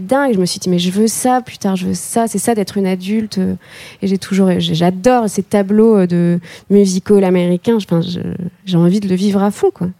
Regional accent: the North, Hauts-de-France, France; moi je viens du Nord, donc entre la grisaille et les briques rouges

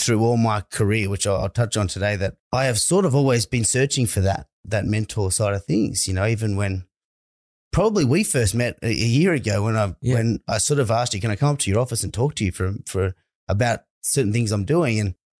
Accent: Dubbo, New South Wales, Australia; A fairly big town. It's one of the biggest rural country towns in Western New South Wales there is. I didn't really see much of that growing up

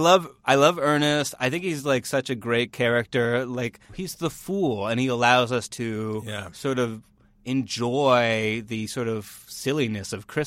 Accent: Northern Ontario, Canada; I'm from Northern Ontario

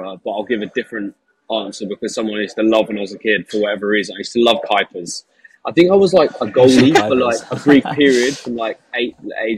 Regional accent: Hassocks, South East England, United Kingdom; We're actually just from outside Hassocks, Bradshaw area

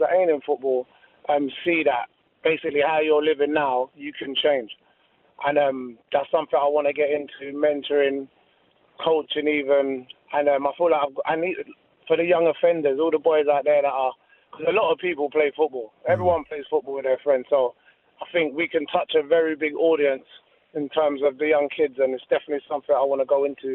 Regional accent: London, United Kingdom; being from the area I was from, I was always kind of vulnerable to the gang culture and stuff, like growing up in Hackney

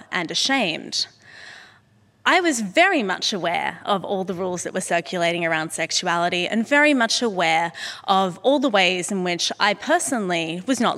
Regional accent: Sydney, New South Wales, Australia; moved away; here today in my hometown and at the Sydney Opera House

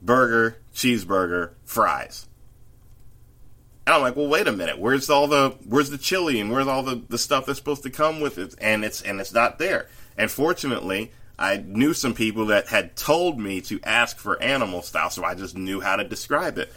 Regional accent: the South, United States; as a Southerner

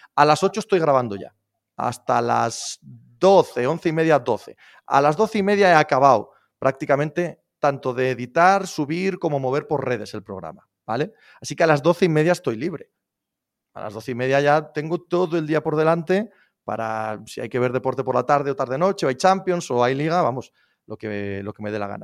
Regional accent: Spain; soy español

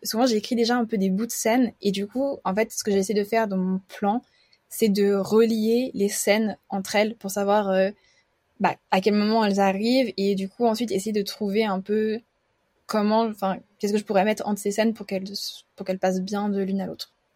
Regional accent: Geneva, Switzerland; je suis suisse et j'habite à Genève. je suis née ici, je fais mes études ici

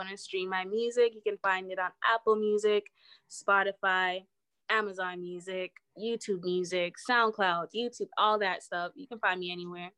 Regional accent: Toronto, Ontario, Canada; this is my home. You know what I mean? This is where I'm coming from.

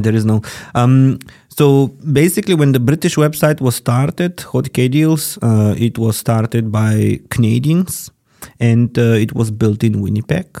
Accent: Bulgaria; moved away as an adult; now in Germany; my home country is Bulgaria. Um, I also can say that Germany is now my country because I've been living here for 11 years

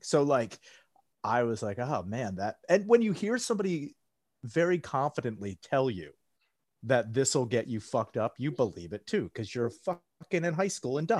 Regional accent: outside Valley Forge, Pennsylvania, United States; moved away as an adult; also born or lived in South Philadelphia; I grew up outside of Valley Forge

